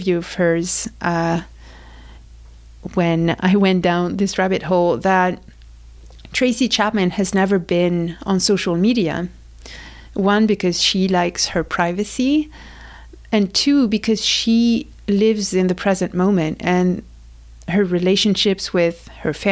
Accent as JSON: {"language": "English", "country": "France", "tie": "born or raised there", "moved": "yes", "said": "I grew up in France"}